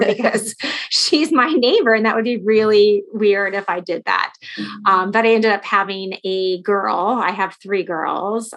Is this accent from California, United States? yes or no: yes; Los Angeles, California, United States; now in Chicago, United States; So I'm from Southern California